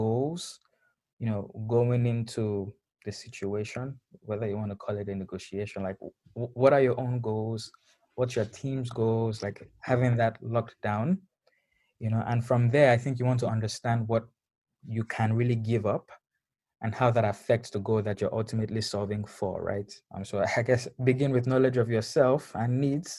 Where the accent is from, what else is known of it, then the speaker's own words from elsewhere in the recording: Lagos, Nigeria; moved away; growing up in Lagos